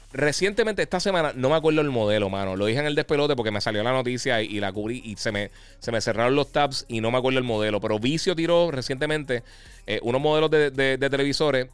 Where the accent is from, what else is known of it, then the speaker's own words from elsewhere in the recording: Puerto Rico; nosotros somos eh, territorio americano, el US, Puerto Rico es territorio americano